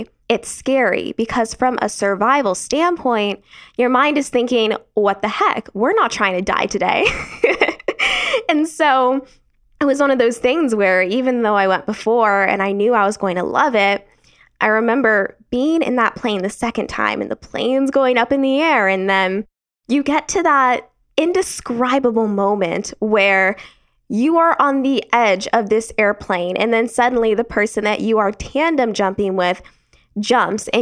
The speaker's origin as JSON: {"language": "English", "region": "Arizona", "country": "United States", "tie": "born or raised there", "said": "I was born and raised in Arizona"}